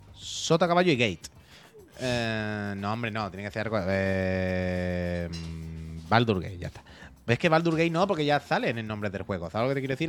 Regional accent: La Línea de la Concepción, Andalusia, Spain; moved away; Yo soy de la línea

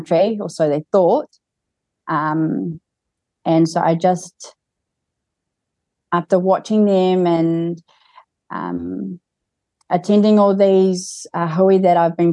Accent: Kaitaia, Northland, New Zealand; I was born in Kaitaia

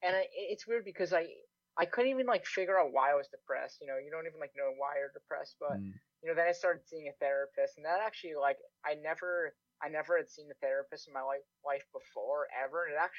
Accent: Connecticut, United States; now in Canada

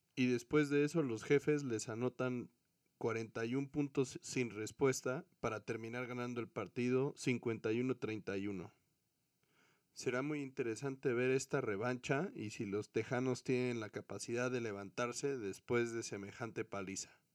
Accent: Mexico; para todos los mexicanos que somos aficionados al fútbol americano

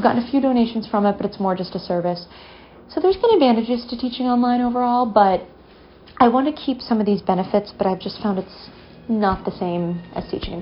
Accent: Massachusetts, United States; I'm from Massachusetts, which is where I'm currently hunkered down

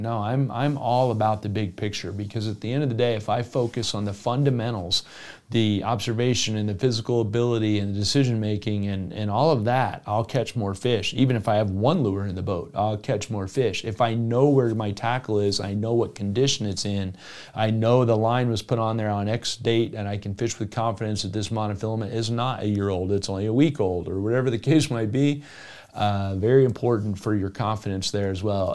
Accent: South Florida, United States; moved away; I grew up in South Florida.

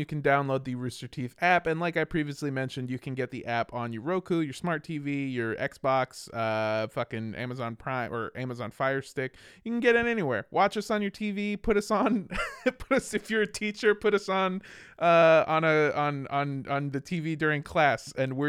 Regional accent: Chattanooga, Tennessee, United States; Also, I'm from Chattanooga, Tennessee, which happens to be the location of a Yellow Deli.

